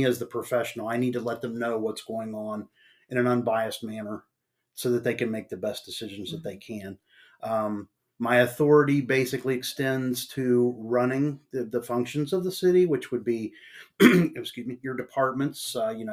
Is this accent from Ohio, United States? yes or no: yes; Marietta, Ohio, United States; moved away as an adult; also born or lived in West Virginia / Shinnston, West Virginia / Sistersville, West Virginia / Nebraska; now in East Palestine, United States; I was born and raised in Marietta, Ohio